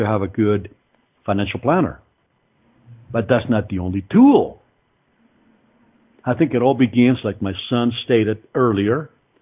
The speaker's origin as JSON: {"language": "English", "region": "Mexico City", "country": "Mexico", "also_born_or_lived": "Greenfield, Iowa", "moved": "yes", "lives_now": "Colorado, United States", "said": "I came from Mexico City. And my family was not a wealthy family by any means."}